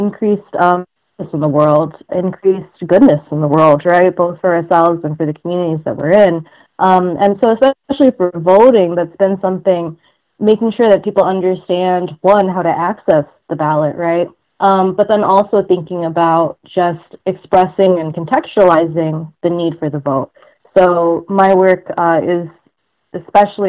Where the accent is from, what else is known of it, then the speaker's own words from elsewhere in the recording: Detroit, Michigan, United States; I was born in Detroit, raised in Michigan. I've kind of been hopping around the state my entire life